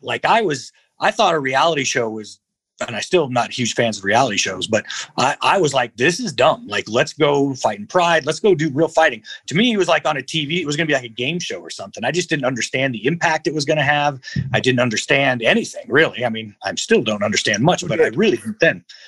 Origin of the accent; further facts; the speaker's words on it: Albuquerque, New Mexico, United States; I was raised in the South Valley of Albuquerque, New Mexico